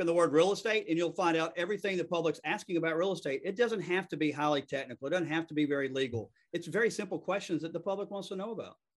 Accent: the South, United States; accent: Southern; I'm, I'm from the South. I mean, I, I, know it's hard to believe that this is a Southern accent, but it's a Southern accent.

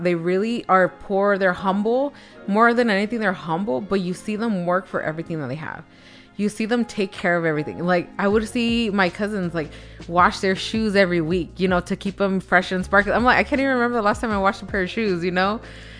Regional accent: United States; I am American. I did speak English. I did have a college degree.

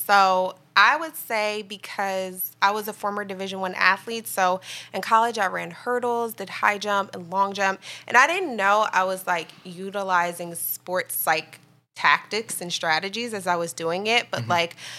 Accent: New Jersey, United States; I'm originally from Jersey in the house.

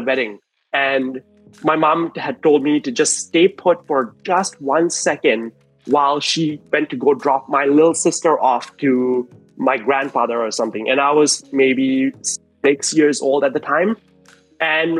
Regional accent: Kuala Lumpur, Malaysia; moved away as an adult; now in Melbourne, Australia; I was born in Kuala Lumpur, Malaysia, and I lived there for pretty much most of my life up until about 3.5 years ago when I moved to Melbourne, Australia

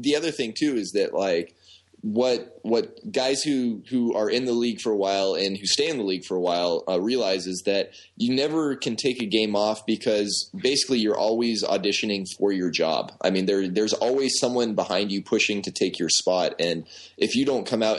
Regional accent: Southern California, United States; also born or lived in Philadelphia, Pennsylvania; I was born in Philadelphia, but my parents moved to California when I was one. So for defense and purposes, I'm from Southern California

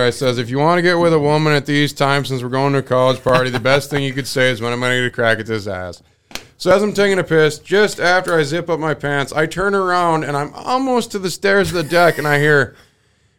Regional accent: Midwest, United States; also born or lived in Pine County; growing up in the Midwest

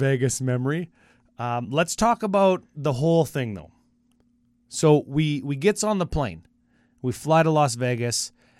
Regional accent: Canada; Okay, so we are coming from Canada, and remember the exchange rate's about like 30% higher for us.

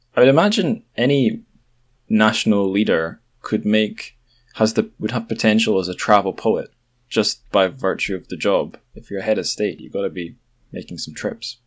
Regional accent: Scotland, United Kingdom; I'm Scottish

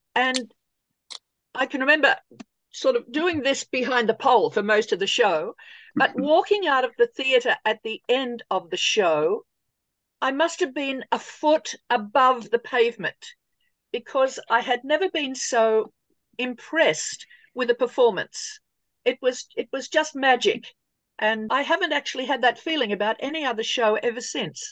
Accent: Sydney, New South Wales, Australia; I grew up in Sydney going to see all the old musicals.

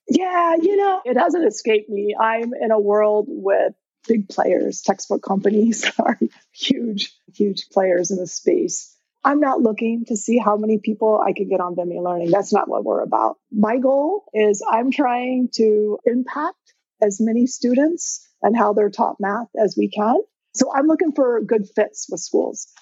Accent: Indiana, United States; I'm born and raised in Indiana

